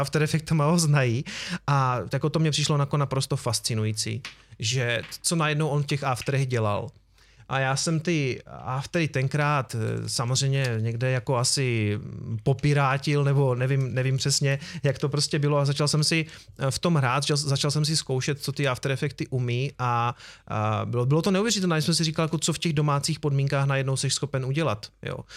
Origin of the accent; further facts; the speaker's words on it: Prostějov, Olomouc Region, Czechia; já jsem z Prostějova